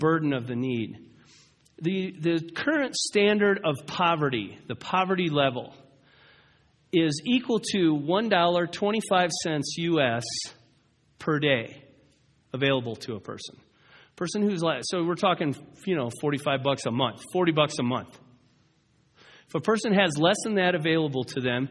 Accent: United States; I'm going to ask you this as an American.

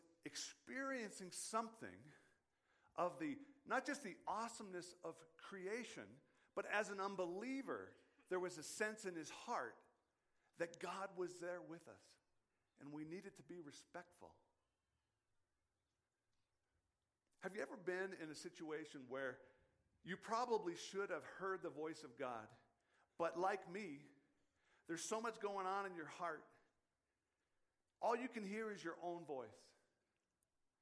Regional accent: Western Washington, United States; moved away; growing up in Western Washington

